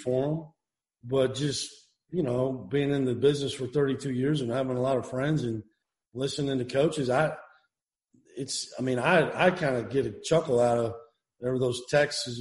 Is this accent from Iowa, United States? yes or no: yes; Iowa, United States; moved away; I grew up in Iowa, Hawkeye